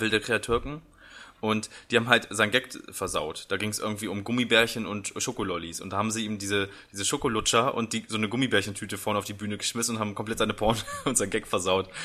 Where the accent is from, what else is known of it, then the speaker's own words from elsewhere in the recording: Braunschweig, Lower Saxony, Germany; ich komm halt aus Braunschweig